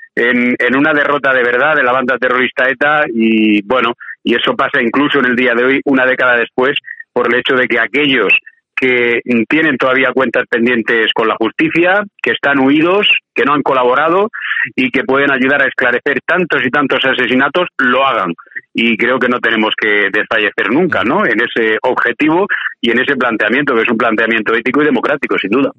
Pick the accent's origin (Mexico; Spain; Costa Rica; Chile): Spain; como español